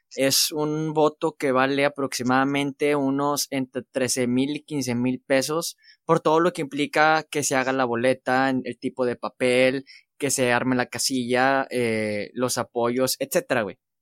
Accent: Mexico; como somos mexicanos

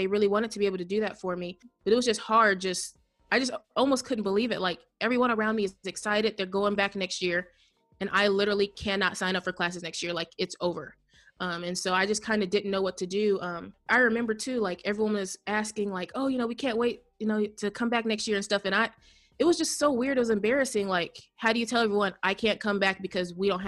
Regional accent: Indiana, United States; I am from the United States in a state called Indiana.

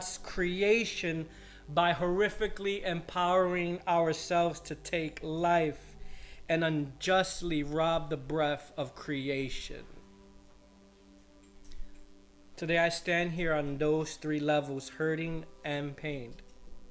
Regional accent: United States; I stand here as a born American with Colombian, Puerto Rican, and Spanish blood flowing in my veins

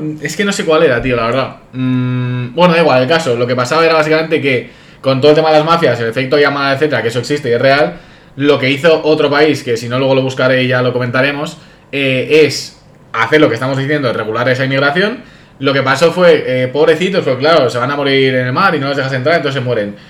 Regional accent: Madrid, Community of Madrid, Spain; yo como madrileño

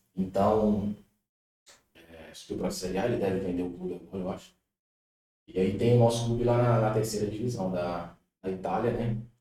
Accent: Pirapora, Minas Gerais, Brazil; moved away as an adult; sou aqui de Pirapora, né, cresci aí com o pessoal lá do Industrial, sou lá do bairro Industrial

